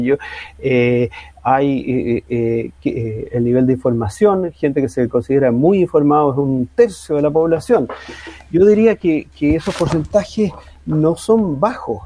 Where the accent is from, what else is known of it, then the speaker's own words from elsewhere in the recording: Chile; vamos a seguir siendo chilenos